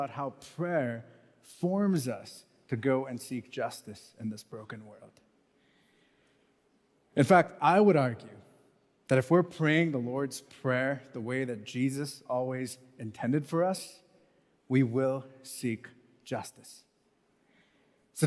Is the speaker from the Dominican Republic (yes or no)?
no; Mumbai, Maharashtra, India; moved away as an adult; also born or lived in United States / Canada; I grew up in Mumbai